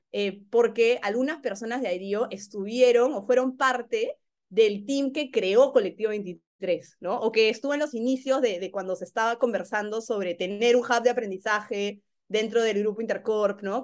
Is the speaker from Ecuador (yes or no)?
no; Peru; moved away as an adult; yo he sentido como peruana